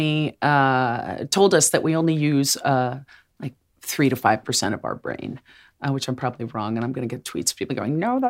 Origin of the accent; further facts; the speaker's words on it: New Jersey, United States; because I'm from Jersey. You can take the girl out of Jersey.